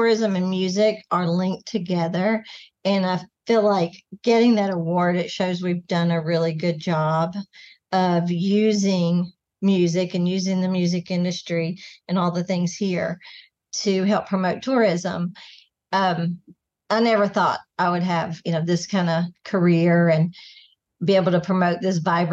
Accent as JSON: {"language": "English", "region": "Kentucky", "country": "United States", "also_born_or_lived": "Gatlinburg, Tennessee", "moved": "as an adult", "lives_now": "Nashville, United States", "said": "I'm from Kentucky originally, but not too far from here."}